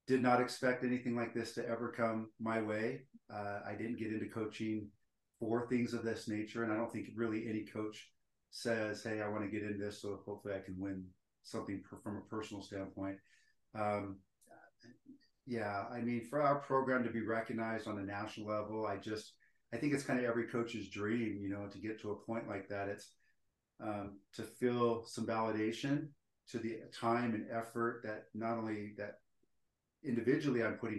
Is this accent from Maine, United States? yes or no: no; Stockton, California, United States; now in Utah, United States; I'm actually from Northern California, Stockton, California.